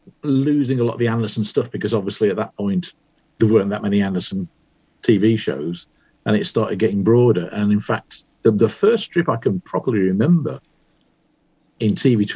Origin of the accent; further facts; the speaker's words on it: West Bromwich, West Midlands, United Kingdom; moved away as an adult; where I grew up in West Bromwich in the West Midlands, nobody ever did anything, as far as I knew.